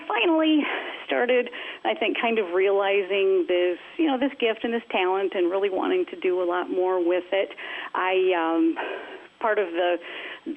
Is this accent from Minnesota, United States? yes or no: yes; Minneapolis, Minnesota, United States; I was born and raised in the Kingdom of Minneapolis, Minnesota.